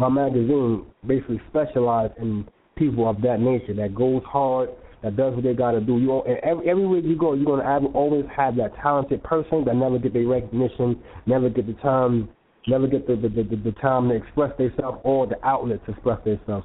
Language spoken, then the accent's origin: English; New York City, New York, United States; I grew up in the South Bronx